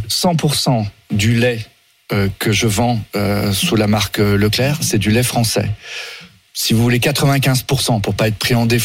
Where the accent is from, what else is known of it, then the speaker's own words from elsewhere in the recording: France; Mais par contre, moi, je suis français de l'étape. Hein. Je, je veux privilégier les produits français